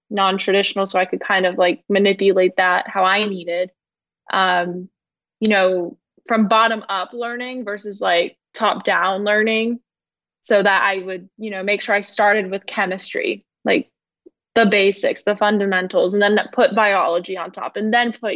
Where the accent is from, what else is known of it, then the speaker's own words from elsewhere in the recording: Atlanta, Georgia, United States; born and raised in Atlanta, Georgia